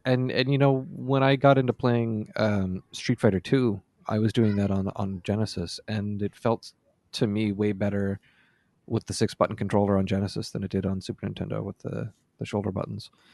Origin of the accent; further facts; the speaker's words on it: Nova Scotia, Canada; also born or lived in Amherst, Nova Scotia / Valley, Nova Scotia; in summer of ninety-five, I moved from Amherst, Nova Scotia to for Rome, Nova Scotia.